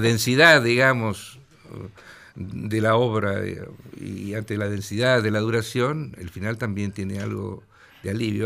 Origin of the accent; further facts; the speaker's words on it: Mar del Plata, Buenos Aires Province, Argentina; moved away as an adult; also born or lived in São Paulo; soy de Mar del Plata. Viví en Mar del Plata hasta los 19 años